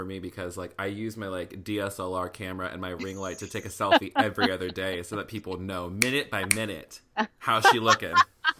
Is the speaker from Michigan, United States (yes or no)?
no; Clarksville, Tennessee, United States; I grew up in Tennessee, like in Clarksville